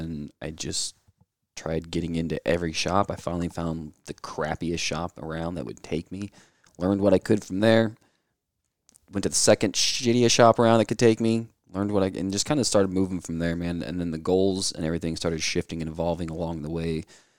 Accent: Illinois, United States; moved away; Originally in Illinois. We kind of moved around a whole lot.

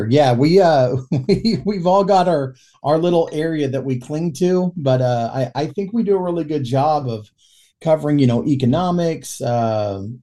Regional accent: Yukon, Oklahoma, United States; I've lived all my life in Oklahoma. I grew up in Yukon, Oklahoma. So like I, you know, lived around the Oklahoma City metro area, and Yukon is just kind of a suburb of Oklahoma City.

